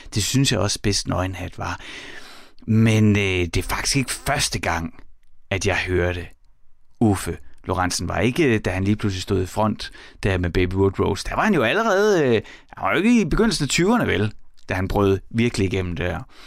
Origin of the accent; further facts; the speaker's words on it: Horsens, Central Denmark Region, Denmark; jeg er vokset op i Horsens